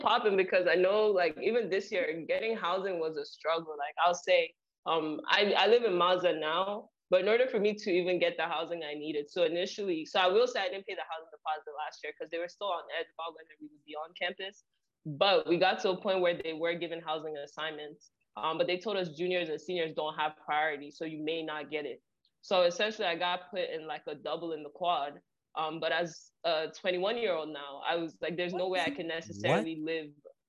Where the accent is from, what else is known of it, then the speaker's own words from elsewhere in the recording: New Jersey, United States; because, like I said, I come from New Jersey, so she expected me to go back home